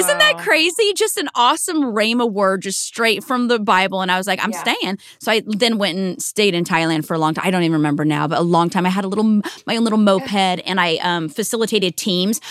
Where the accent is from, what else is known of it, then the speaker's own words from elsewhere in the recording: small town outside of Seattle, Washington, United States; I'm from Seattle or Washington State originally